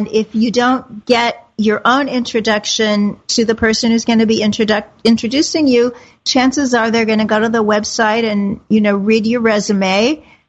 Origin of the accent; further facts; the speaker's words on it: Kansas City, United States; moved away; my hometown, Kansas City